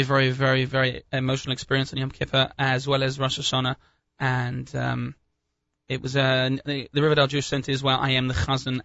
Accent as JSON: {"language": "English", "region": "England", "country": "United Kingdom", "moved": "yes", "lives_now": "United States"}